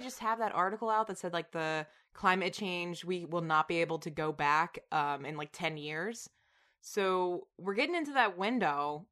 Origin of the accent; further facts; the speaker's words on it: Tennessee, United States; now in New York, United States; I'm from Tennessee